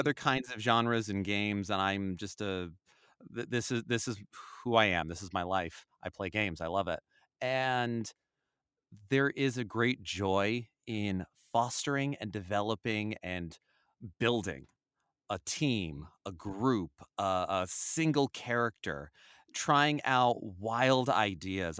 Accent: New Jersey, United States; I grew up in North Jersey

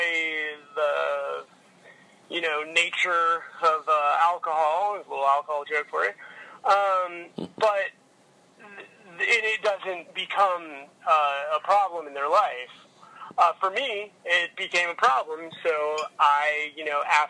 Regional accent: Louisville, Kentucky, United States; I grew up in Louisville, Kentucky

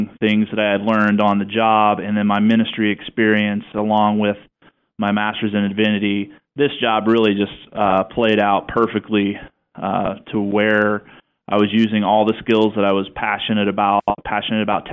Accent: the South, United States; now in Pacific Northwest, United States; both from the South, and now we're up here in the Northwest

